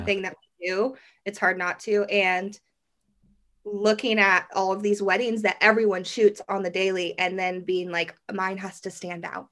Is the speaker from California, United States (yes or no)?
no; Derby, Kansas, United States; I'm from Derby, Kansas, which is just like a little suburb outside of Wichita